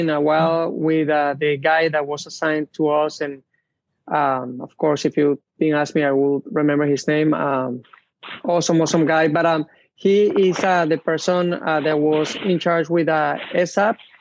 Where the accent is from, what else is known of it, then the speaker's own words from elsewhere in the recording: Venezuela; moved away; I grew up in an area where it was a mix between somewhat city